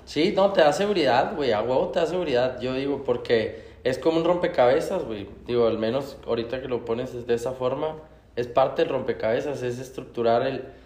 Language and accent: Spanish; Mexico; como mexicanos somos